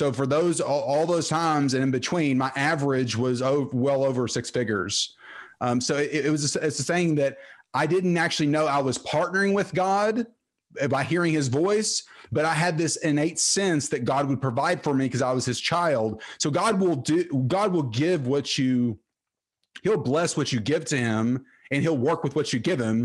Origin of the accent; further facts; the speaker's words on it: Terrell, Texas, United States; I grew up in Terrell, Texas, played football there